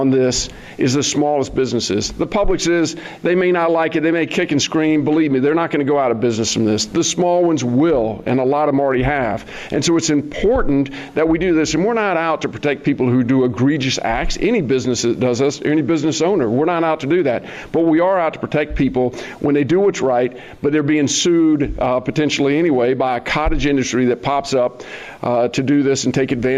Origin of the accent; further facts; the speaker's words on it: Gainesville, Florida, United States; When I grew up in Gainesville 40, 50 years ago